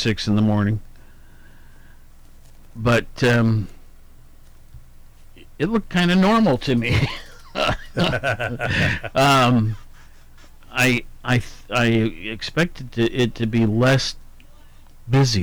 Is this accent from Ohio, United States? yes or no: yes; Worthington, Ohio, United States; I grew up in Columbus, Worthington to be exact